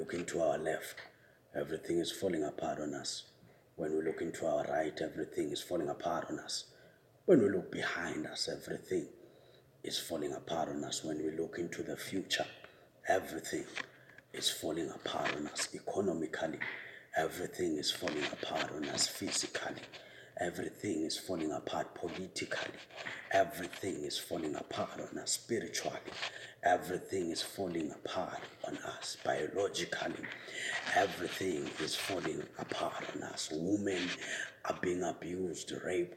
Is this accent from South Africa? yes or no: yes; South Africa; as a South African citizen